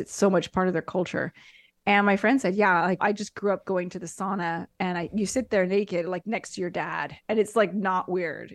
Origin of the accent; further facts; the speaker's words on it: United States; now in Italy; me as an American